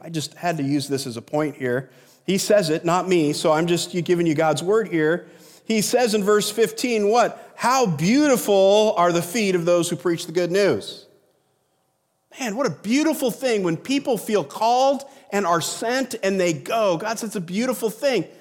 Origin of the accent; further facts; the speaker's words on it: United States; we as Americans